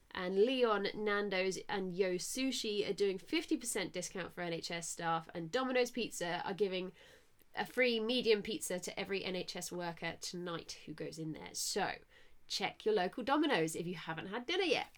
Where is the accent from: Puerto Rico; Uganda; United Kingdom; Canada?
United Kingdom; Southampton, South East England; I'm from Southampton